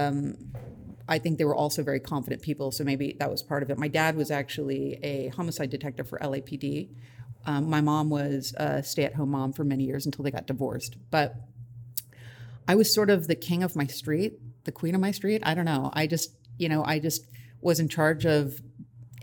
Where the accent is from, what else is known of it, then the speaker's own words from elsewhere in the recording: Los Angeles, California, United States; I actually grew up in the San Fernando Valley. It's a suburb